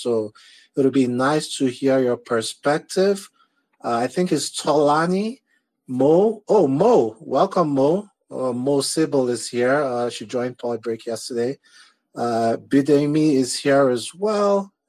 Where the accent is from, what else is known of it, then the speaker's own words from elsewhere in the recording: Nigeria; now in United States; I remember, so I'm from Nigeria and I moved to the US 5 or 6 years ago now.